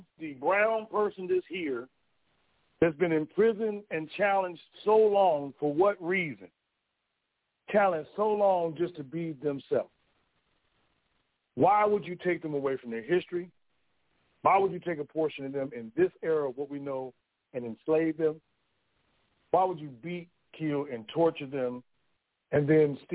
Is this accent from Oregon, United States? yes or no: no; Gary, Indiana, United States; I come from a city where they say you ain't supposed to make